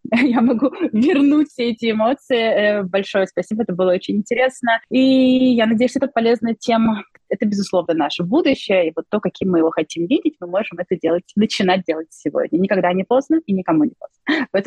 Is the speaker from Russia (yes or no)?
yes; Saint Petersburg, Russia; Поскольку я сама из Петербурга, э, то постоянно, часто приезжая в Казань, я получаю невероятное удовольствие